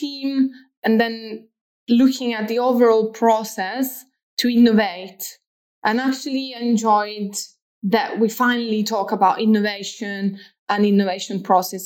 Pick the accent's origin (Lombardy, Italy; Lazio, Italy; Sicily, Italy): Lazio, Italy; Rome; now in Manchester, United Kingdom; I'm from Rome, Italy.